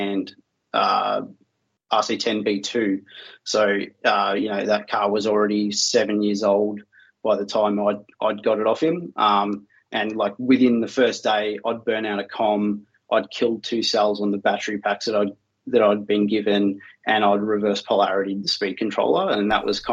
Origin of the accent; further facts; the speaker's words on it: Melbourne, Victoria, Australia; I'm from Australia in a city called Melbourne